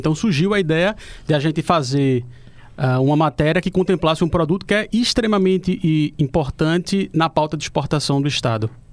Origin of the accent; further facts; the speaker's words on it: Recife, Pernambuco, Brazil; moved away as an adult; now in Rio Grande do Norte, Brazil; Eu sou do Recife, mas estou morando aqui há quatro anos